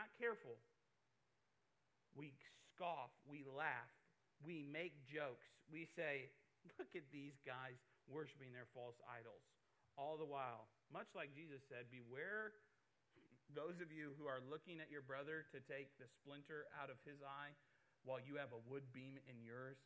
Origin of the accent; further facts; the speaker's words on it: Iowa, United States; I'm from Iowa. I love farm life